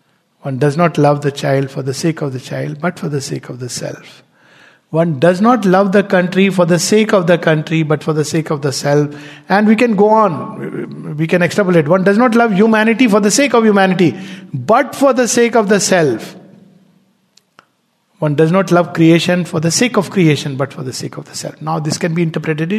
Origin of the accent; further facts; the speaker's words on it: India; I'm an Indian, born Indian